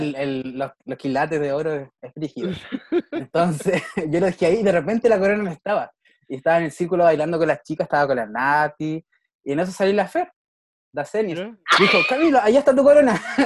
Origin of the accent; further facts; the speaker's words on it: Valdivia, Los Ríos, Chile; now in Niebla, Chile; yo soy de Valdivia, no vivo en mi casa